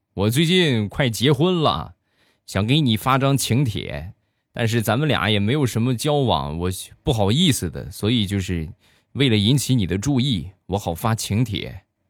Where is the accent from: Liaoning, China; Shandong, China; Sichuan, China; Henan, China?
Shandong, China; 我呢，山东人，大家也都知道，我们山东人吃饭的相对比较豪放一些